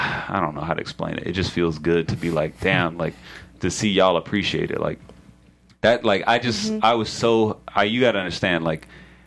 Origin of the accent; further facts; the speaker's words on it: Atlanta, Georgia, United States; I'm from Atlanta